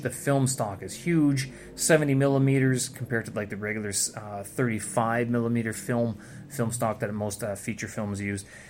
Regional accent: Canada; first language English; moved away as an adult; now in Beijing, China

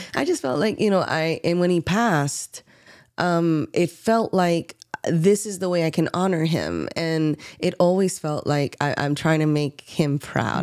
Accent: New York City, New York, United States; moved away; also born or lived in Baltimore; I grew up in New York City. Um, uh, you know, and, like, most scrappy Bronx kids

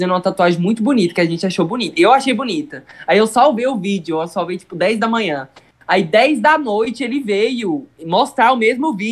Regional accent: Goiás, Brazil; É, mas a gente é de Goiás.

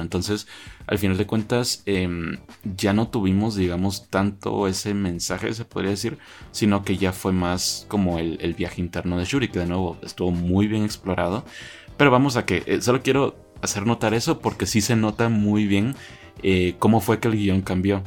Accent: Guatemala; en mi país, ¿verdad? Como guatemalteco

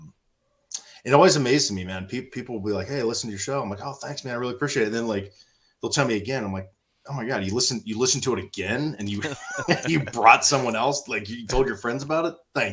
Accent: Columbus, Ohio, United States; also born or lived in Pataskala, Ohio; born and raised in Central Ohio in Columbus.

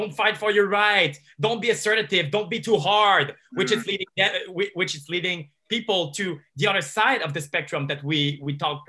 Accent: Montreal, Quebec, Canada; I'm from Montreal. So there's a community of pickup artists over here.

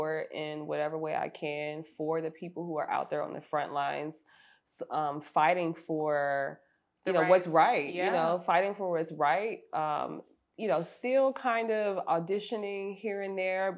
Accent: St. Louis, Missouri, United States; moved away as an adult; now in Los Angeles, United States; I went back to my hometown of St. Louis

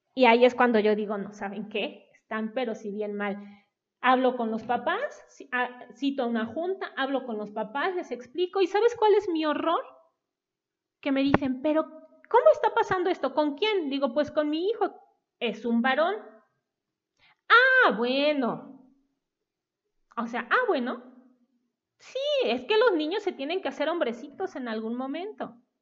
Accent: Coatepec, Veracruz, Mexico; moved away as an adult; also born or lived in Mexico City; Regresamos a la tierra familiar, porque yo nací en Coatepec

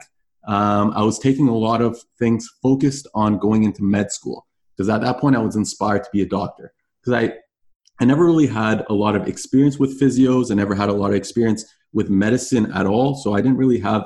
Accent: Canada; also born or lived in Toronto / Florida; as a Canadian

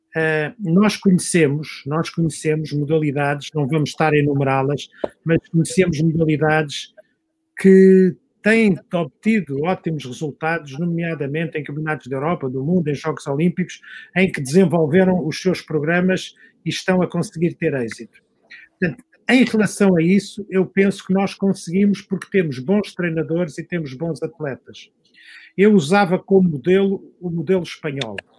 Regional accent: Algés, Lisbon, Portugal; Eu nasci em Algés. Quem nasci em Algés tinha que aprender a nadar

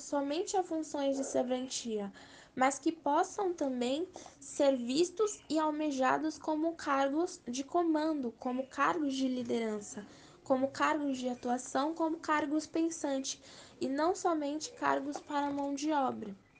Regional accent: Brazil; also born or lived in São Paulo; eu sou brasileira

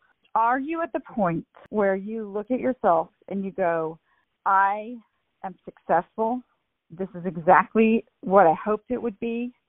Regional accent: Texas, United States; I've actually just talked to a friend of mine that's a therapist, and I grew up with her in Texas.

